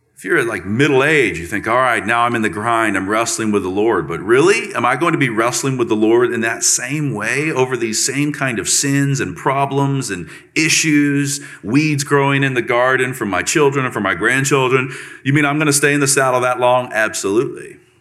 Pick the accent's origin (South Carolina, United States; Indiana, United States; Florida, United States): Florida, United States; Central; I'm from Florida, Central Florida, real Florida.